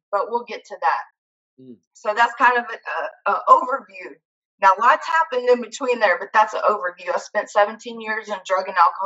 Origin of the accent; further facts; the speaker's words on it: Hattiesburg, Mississippi, United States; I grew up in South Mississippi